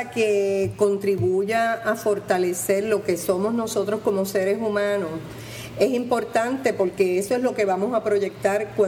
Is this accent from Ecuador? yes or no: no; Puerto Rico; divierte y va fortaleciendo el ego de uno como puertorriqueño